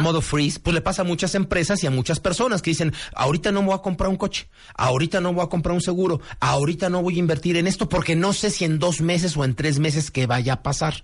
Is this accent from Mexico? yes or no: yes; Mexico; como mexicanos